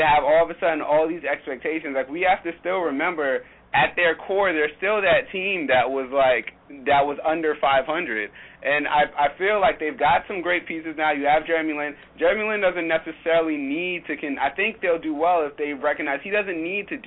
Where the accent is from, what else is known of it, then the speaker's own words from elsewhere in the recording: East Coast, United States; I'm from the East Coast